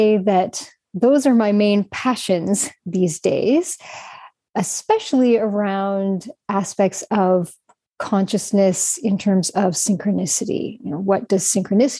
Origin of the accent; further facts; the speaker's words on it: Canada; moved away as an adult; now in Prague, Czech Republic; So I'm Canadian, but I currently live in Prague. I've lived here for around 6 years.